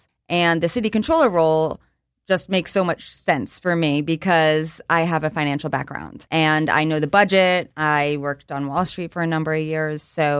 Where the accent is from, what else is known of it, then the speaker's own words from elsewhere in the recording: Abington, Pennsylvania, United States; I am from the Philadelphia area. Mm-hmm. I grew up in Abington. I went to Abington High School.